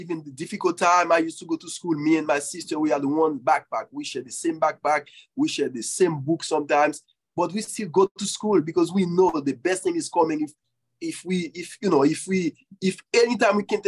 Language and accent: English; Haiti; moved away; when I grew up in Haiti